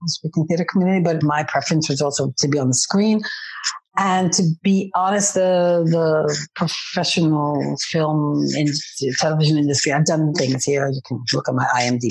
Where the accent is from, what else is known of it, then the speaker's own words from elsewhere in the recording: New York City, New York, United States; moved away as an adult; now in Amsterdam, Netherlands; I was born and raised in New York City.